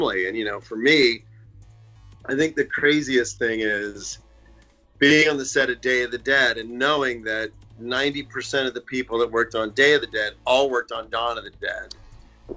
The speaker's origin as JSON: {"language": "English", "town": "Pittsburgh", "region": "Pennsylvania", "country": "United States", "tie": "born or raised there", "also_born_or_lived": "Atlanta / Los Angeles", "moved": "yes", "said": "I'm from Pittsburgh"}